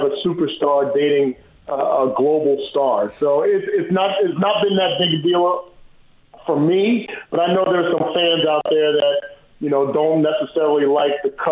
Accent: New Jersey, United States; moved away as an adult; also born or lived in Iowa City, Iowa; I'm born and raised in New Jersey, 5 minutes from New York City

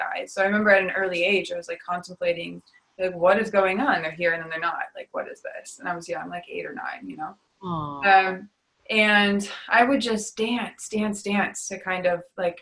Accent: Detroit, Michigan, United States; I was raised in Detroit

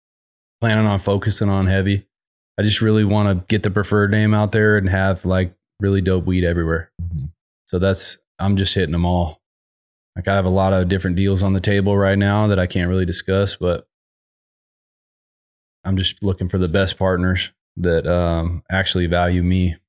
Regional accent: Sacramento, California, United States; I'm born and raised in Sacramento

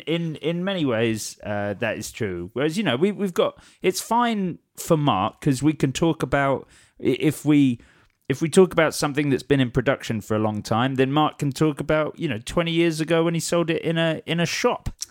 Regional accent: Watford, East of England, United Kingdom; I'm from Watford

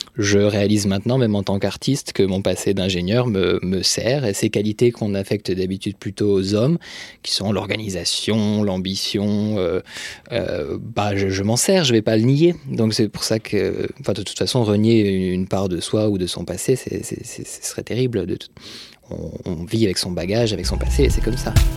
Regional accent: France; also born or lived in Franche-Comté / Brittany; j'ai grandi euh, en Franche-Comté puis en Bretagne, enfin en province essentiellement

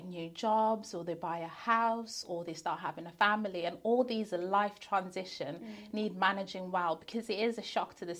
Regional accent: Zimbabwe; moved away; I was born in Zimbabwe. My husband was born in Zimbabwe and then we both migrated here

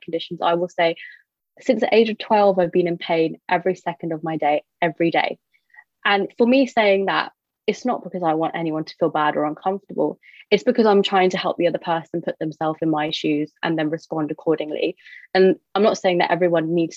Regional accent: United Kingdom; I identify as British Indian

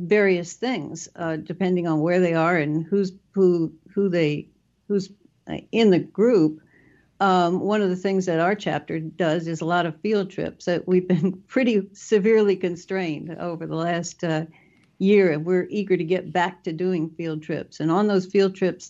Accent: North Carolina, United States; also born or lived in New York State / Pennsylvania / Mississippi coast; now in Mississippi, United States; I grew up in North Carolina, so I'm pretty familiar with southern birds.

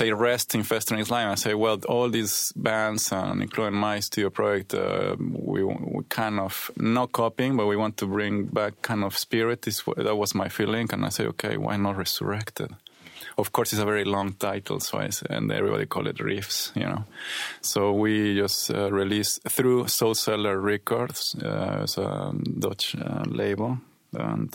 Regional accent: Mexico City, Mexico; moved away as an adult; also born or lived in Berlin, Germany; now in Sweden; I come from Mexico City.

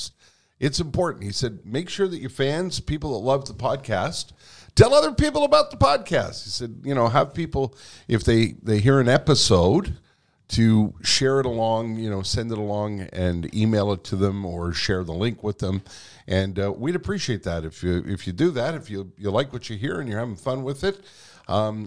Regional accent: Montreal, Quebec, Canada; also born or lived in West Island, Montreal; I was born in Verdun. Mm-hmm. My parents were also both born in Verdun.

